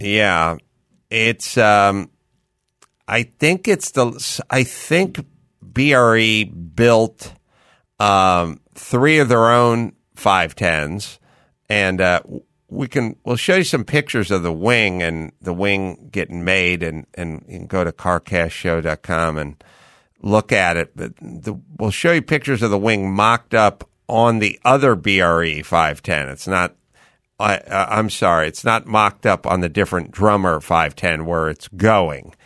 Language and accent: English; Los Angeles, California, United States; born or raised there